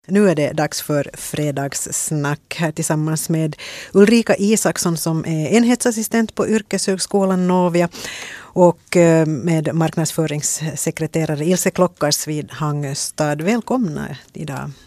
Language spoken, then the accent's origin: Swedish; Ingå, Uusimaa, Finland; Jag är från Ingo